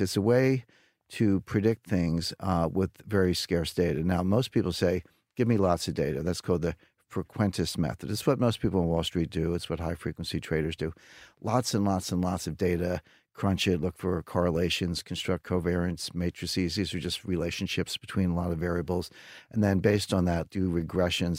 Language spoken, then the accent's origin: English; United States; as an American